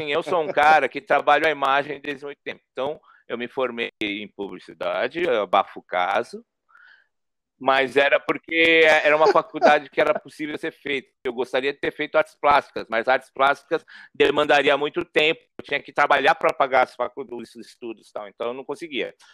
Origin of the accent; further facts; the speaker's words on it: São Paulo, Brazil; Eu sou da periferia, né? Eu cresci é, na Zona Norte, ali, próximo ao Jardim Peri, Horto Florestal, Mandaqui.